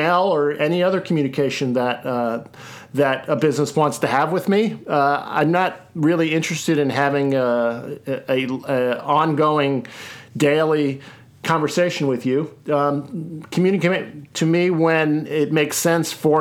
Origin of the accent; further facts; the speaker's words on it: Seattle, Washington, United States; my hometown of Seattle